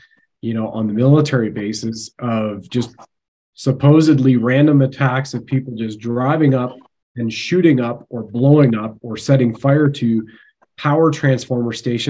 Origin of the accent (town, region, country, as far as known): Canada